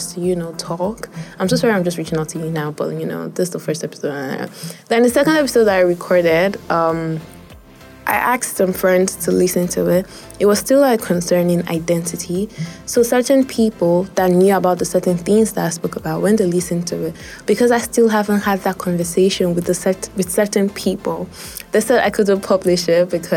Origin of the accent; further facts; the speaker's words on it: Kwara, Nigeria; I am from Kwara State